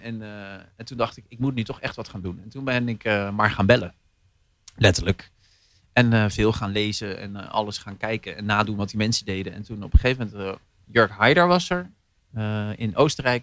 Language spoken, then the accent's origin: Dutch; Zeelandic Flanders, Netherlands; also born or lived in Horst, Limburg; now in Rotterdam, Netherlands; ik ben opgegroeid in Zeeland, zeer vlaanderen